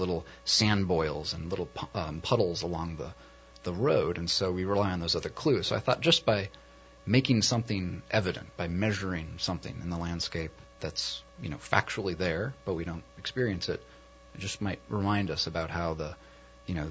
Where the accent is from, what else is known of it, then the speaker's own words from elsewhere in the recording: Northern California, United States; also born or lived in Wisconsin; now in New Orleans, United States; I grew up a little bit in Northern California and mm-hmm. a little bit in Wisconsin